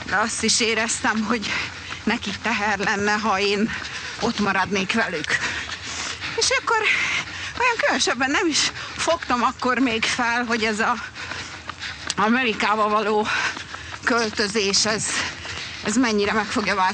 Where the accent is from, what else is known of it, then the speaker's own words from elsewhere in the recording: Brazil; born there; így alakult, hogy Brazíliába születtem, mert akkor ott élt, úgyhogy Úgyhogy igen, ott kezdtük